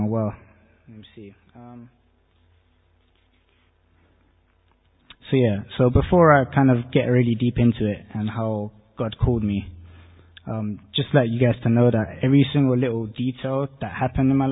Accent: Portugal; I'm from Portugal. I grew up as a Catholic

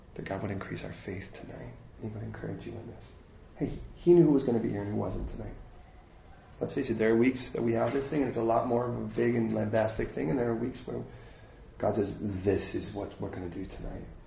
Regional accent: United States; I'm American

